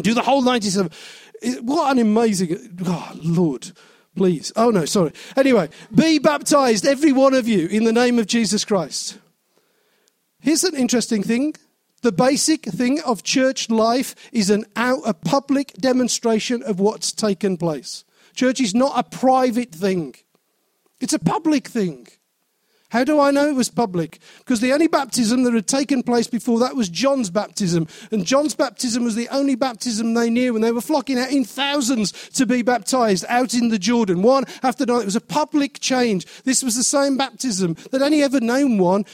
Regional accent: Wolverhampton, West Midlands, United Kingdom; I was born in Wolverhampton. I will always be a person I will die as a person born in Wolverhampton.

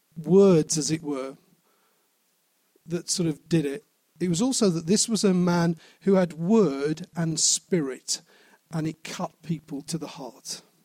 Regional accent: Wolverhampton, West Midlands, United Kingdom; I was born in Wolverhampton. I will always be a person I will die as a person born in Wolverhampton.

